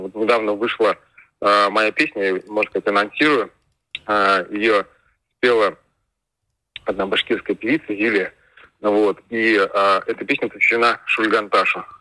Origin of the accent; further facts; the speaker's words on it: Bashkortostan, Russia; я же из Советского Союза, я помню вот эти вот э, радио, я помню, как э, башкирское э, телевидение там внедрялось в мультики